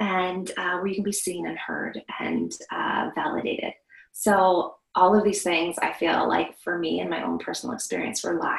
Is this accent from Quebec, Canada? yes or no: no; Vancouver Island, British Columbia, Canada; now in Alberta, Canada; I grew up on Vancouver Island, and we lived in a forest there.